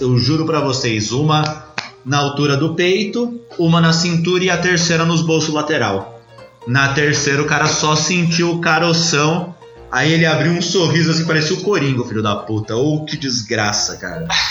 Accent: São Paulo, Brazil; eu cresci na Zona Sul. né? Lá no, nos Cafundó, na Zona Sul, Capão Redondo

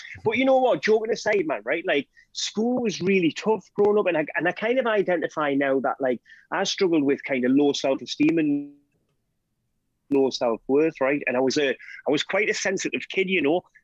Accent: South Tyneside, North East England, United Kingdom; I grew up in South Tyneside.

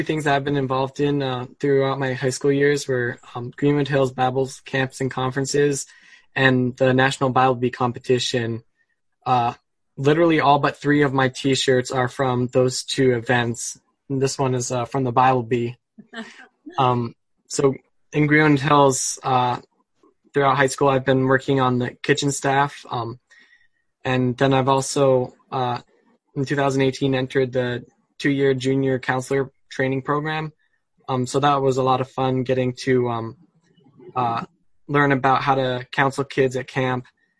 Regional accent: Poland; born there; Well, I was born in Poland to missionary parents.

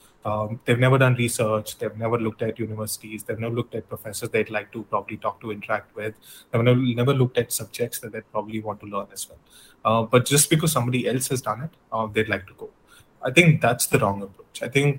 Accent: South India, India; I'm from Southern India, by the way, so I had zero North Indian friends.

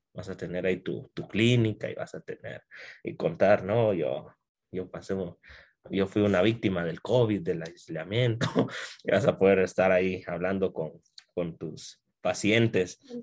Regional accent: Guatemala; soy guatemalteco.

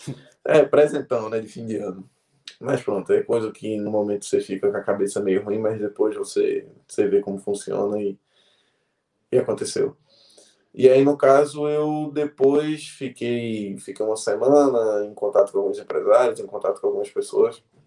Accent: Caruaru, Pernambuco, Brazil; now in Portugal; Eu nasci em Caruaru, no interior

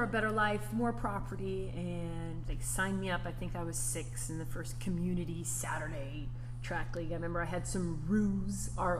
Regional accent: Southern California, United States; moved away as an adult; also born or lived in North Carolina; I'm from Southern Cal.

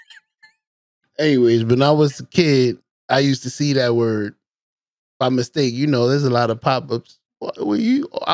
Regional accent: New York City, New York, United States; moved away; I'm from the Bronx, where you mind your own fucking business.

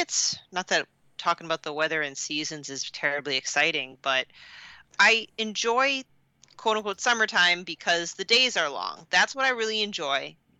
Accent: New England, United States; I'm from New England, so we have short summers

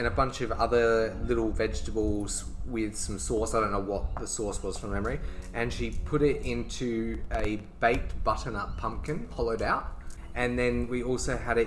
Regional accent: Australia; we are Australian

